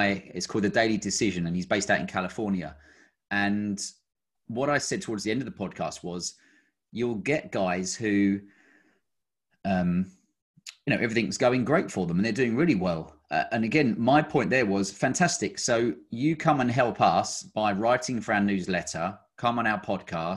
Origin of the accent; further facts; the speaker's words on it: Kent, South East England, United Kingdom; moved away as an adult; now in Cotswolds, United Kingdom; I grew up down in Kent